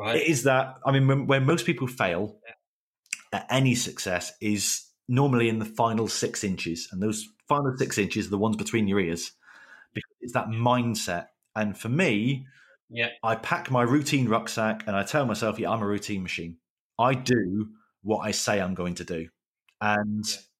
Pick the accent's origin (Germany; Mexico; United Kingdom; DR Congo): United Kingdom; Plymouth, South West England; So I'm from Plymouth.